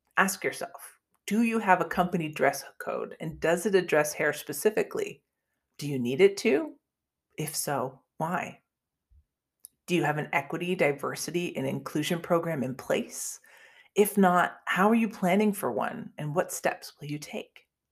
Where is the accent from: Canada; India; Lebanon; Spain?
Canada; moved away as an adult; now in United States; I grew up in Canada and moved to the United States a few years ago